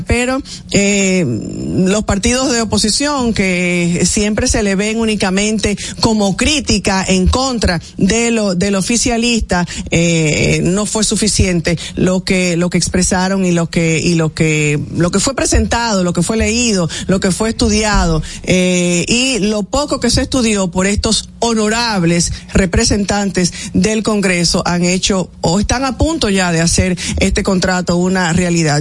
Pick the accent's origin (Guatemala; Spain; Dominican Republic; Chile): Dominican Republic; San Pedro de Macorís; Yo soy hija querida de San Pedro de Macorís